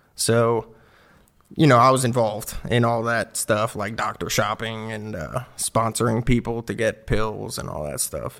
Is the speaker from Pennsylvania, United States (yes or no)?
no; Clearwater, Florida, United States; moved away as an adult; also born or lived in Sunrise, Florida / Knoxville, Tennessee; I grew up in, like, a suburb of Tampa Bay in Clearwater, Palm Harbor